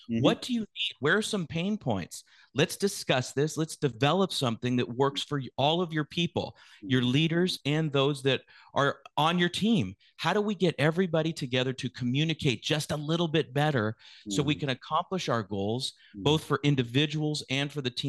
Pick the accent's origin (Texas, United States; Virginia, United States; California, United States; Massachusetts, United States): California, United States; San Francisco; also born or lived in West Coast, United States; I was born in the San Francisco Bay Area, San Francisco specifically, yeah. And I grew up on the West Coast of the United States.